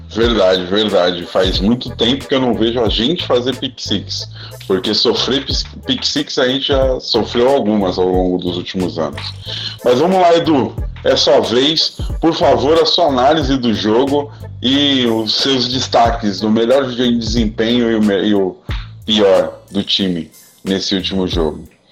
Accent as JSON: {"language": "Portuguese", "country": "Brazil", "said": "Nós somos brasileiros"}